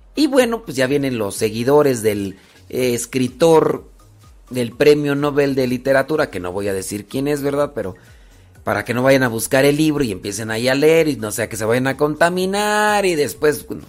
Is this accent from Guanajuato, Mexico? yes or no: yes; Guanajuato, Mexico; Yo soy de Guanajuato.